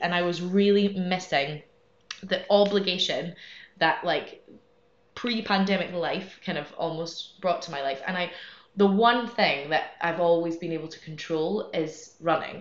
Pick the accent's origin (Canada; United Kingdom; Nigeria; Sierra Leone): United Kingdom; Scotland; moved away as an adult; now in Madrid, Spain; I'm from Scotland originally, but I've been living here in Madrid for about eight years, more or less.